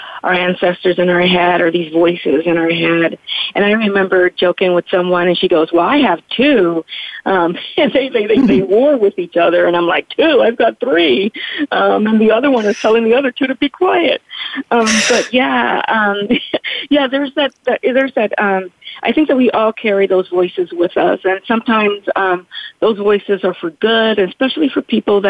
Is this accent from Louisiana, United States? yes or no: yes; Shreveport, Louisiana, United States; also born or lived in California; now in Modesto, United States; I grew up in Shreveport, Louisiana, and born in California